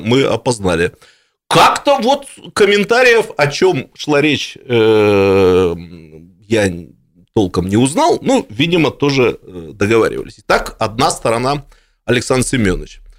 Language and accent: Russian; Irkutsk, Irkutsk Oblast, Russia; я как настоящий иркутянин